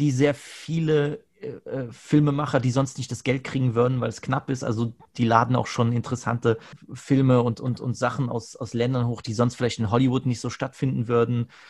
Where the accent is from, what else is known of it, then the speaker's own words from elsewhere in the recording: Germany; ich bin Deutscher, ja. Ich gucke gerne